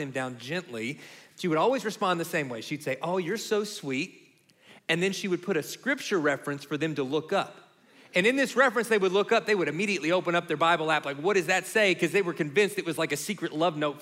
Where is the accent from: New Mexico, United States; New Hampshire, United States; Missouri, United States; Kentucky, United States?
Kentucky, United States; where we grew up in Kentucky